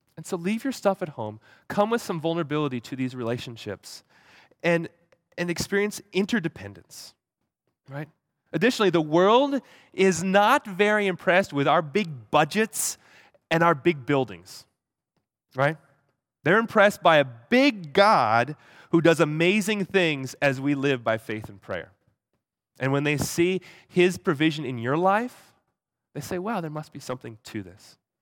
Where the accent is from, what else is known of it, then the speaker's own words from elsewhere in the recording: Hawaii, United States; moved away; I grew up in Hawaii